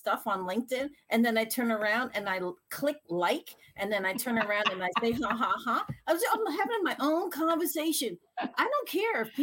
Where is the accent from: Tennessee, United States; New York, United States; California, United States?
New York, United States; New York City; now in Massachusetts, United States; I'm from New York. No. I'm from the Bronx